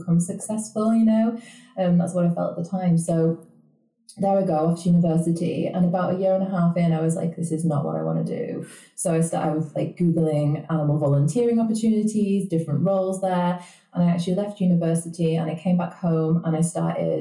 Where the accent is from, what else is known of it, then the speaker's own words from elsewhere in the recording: the north of England, United Kingdom; I'm not Canadian, and I don't actually live in Canada either. I'm coming from the north of England